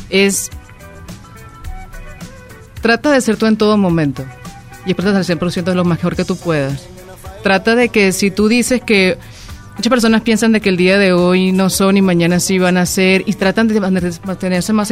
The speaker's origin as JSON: {"language": "Spanish", "country": "Venezuela", "said": "y te lo puedo decir yo que vengo de Venezuela, donde es un país con una mentalidad todavía un poco antigua."}